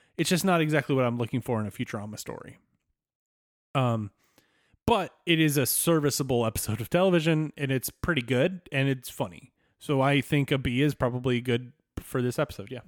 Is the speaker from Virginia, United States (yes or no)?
yes; Southwest Virginia, United States; moved away; I grew up in Southwest Virginia